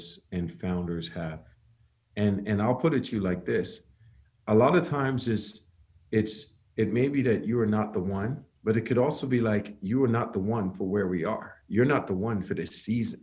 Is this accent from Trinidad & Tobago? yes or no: yes; Trinidad & Tobago; moved away as an adult; now in United States; I'm from Trinidad, came to the U.S. on a basketball scholarship